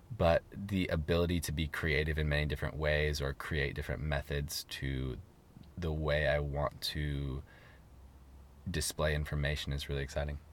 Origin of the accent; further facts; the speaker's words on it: Seattle, Washington, United States; moved away as an adult; now in Los Angeles, United States; I'm from Seattle. I have a lot of support in Seattle. My family lives there. All my best friends live there